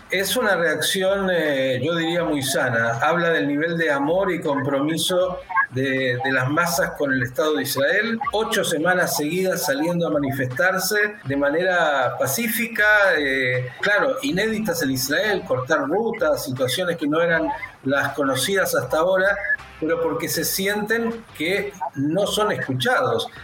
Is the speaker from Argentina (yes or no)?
yes; Argentina; aquí judíos, cristianos, musulmanes, agnósticos, convivimos